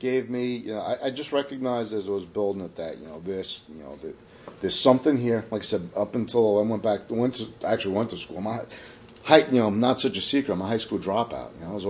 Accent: New York City, New York, United States; now in Kingston, United States; I'm from Staten Island originally.

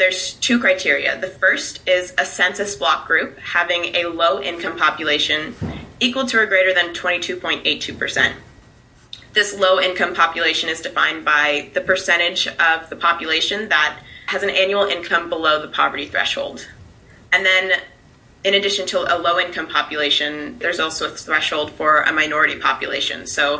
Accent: Livingston Manor, New York, United States; I'm from Livingston Manor. I grew up on Snowdance Farm, and I had an egg business growing up.

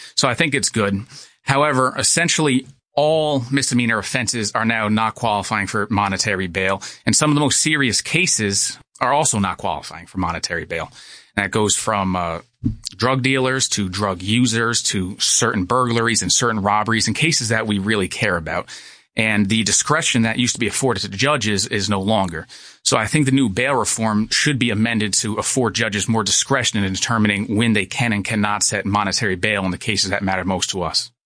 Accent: Monticello, New York, United States; I'm from Sullivan County. I, uh, went to the public schools of Monticello until eighth grade

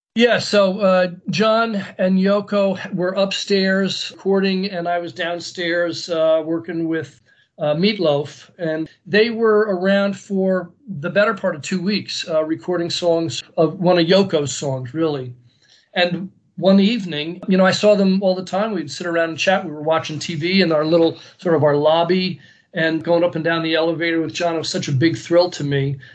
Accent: United States; I was American, you know, I was a re- real American to them.

